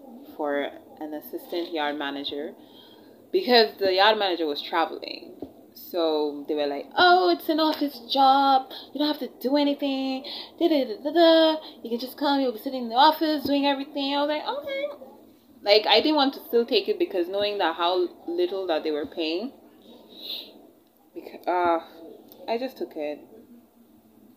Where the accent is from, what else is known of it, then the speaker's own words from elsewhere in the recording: India; moved away; I wasn't born in Nigeria and I wasn't brought up in Nigeria. I was actually born and brought up in India